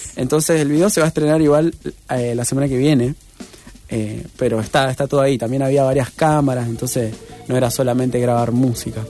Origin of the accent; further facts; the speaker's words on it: Reconquista, Santa Fe, Argentina; now in Rosario, Argentina; mi ciudad natal, que es Reconquista